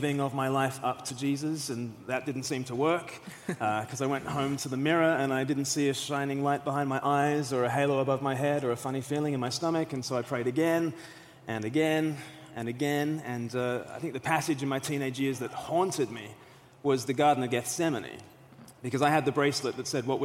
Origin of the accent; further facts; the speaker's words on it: Australia; now in United Kingdom; I'm from Australia originally